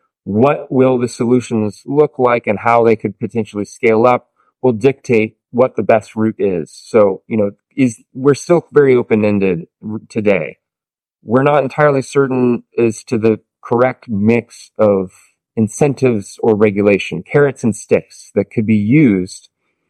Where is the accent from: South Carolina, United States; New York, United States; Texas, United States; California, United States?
California, United States; Santa Barbara; I'm from Santa Barbara, California